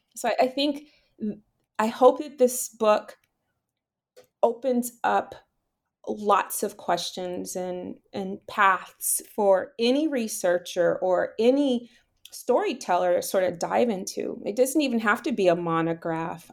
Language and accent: English; Miami, Florida, United States; moved away; also born or lived in New York; the way in which I was raised in Miami, so, you know, have that Bahamian side